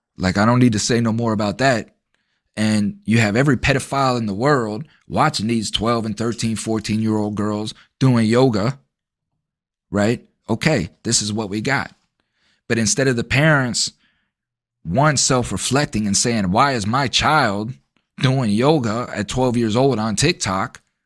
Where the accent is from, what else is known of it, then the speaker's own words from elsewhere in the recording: United States; American citizens